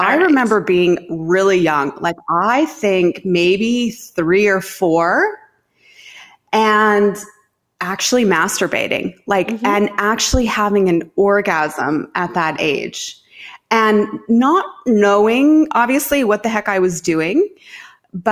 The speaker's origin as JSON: {"language": "English", "region": "Saskatchewan", "country": "Canada", "tie": "born or raised there", "said": "I grew up in Saskatchewan in Canada"}